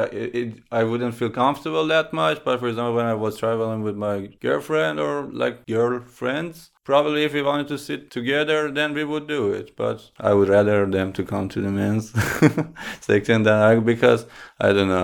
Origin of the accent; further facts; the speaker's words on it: Tehran, Tehran Province, Iran; now in Europe; I grew up in Tehran and now I live in Europe.